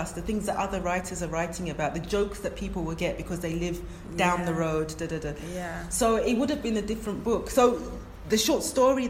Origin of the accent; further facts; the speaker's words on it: London, United Kingdom; first language English; also born or lived in Ghana; I was born in London... I'm going to say I must have spoken English first, because we were three when we went to Ghana.